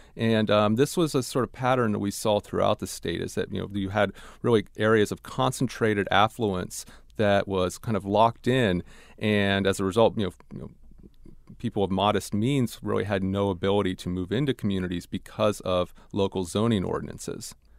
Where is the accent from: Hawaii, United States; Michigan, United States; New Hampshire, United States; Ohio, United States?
Ohio, United States; I grew up in Ohio